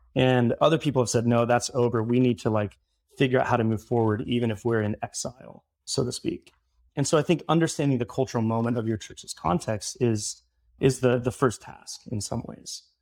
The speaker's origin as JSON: {"language": "English", "region": "Midwest", "country": "United States", "tie": "born or raised there", "also_born_or_lived": "Southern California / Florida", "moved": "as an adult", "lives_now": "Brooklyn, New York, United States", "said": "I grew up in the Midwest"}